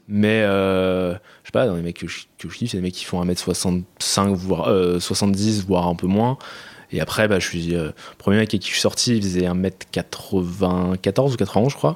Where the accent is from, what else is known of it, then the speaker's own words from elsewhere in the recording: Paris region, Île-de-France, France; J'ai grandi en région parisienne, banlieue proche